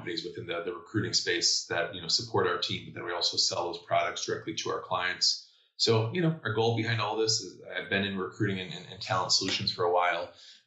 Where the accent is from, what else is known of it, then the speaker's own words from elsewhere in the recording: Chicago, Illinois, United States; I'm born and bred in Chicago, went to University of Illinois, or I guess Chicago suburbs